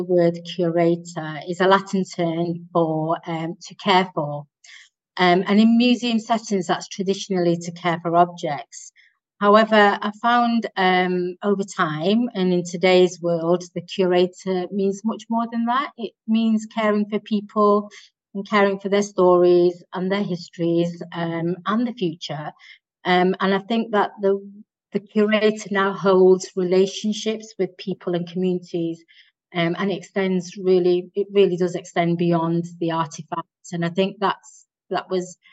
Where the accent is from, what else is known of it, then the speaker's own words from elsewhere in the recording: Manchester, North West England, United Kingdom; also born or lived in Dewsbury; I grew up in Manchester, although I was a six-month baby when my parents moved from Dewsbury, which was where I was born. I do class myself as a born and bred Mancunian